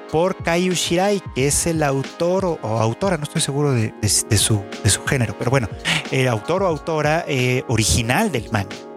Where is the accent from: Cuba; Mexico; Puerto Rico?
Mexico; México, el país, mi país de origen